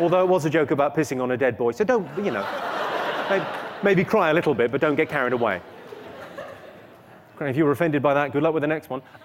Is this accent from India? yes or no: no; United Kingdom; I'm from Great Britain